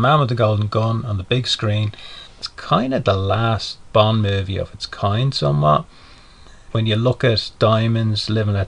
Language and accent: English; Dublin, Leinster, Ireland; I'm from Dublin in Ireland